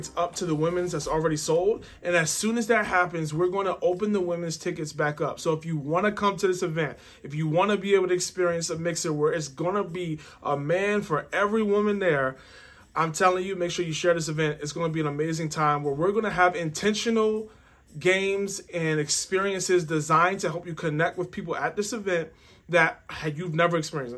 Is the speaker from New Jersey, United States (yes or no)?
no; Baltimore, Maryland, United States; I grew up in Baltimore.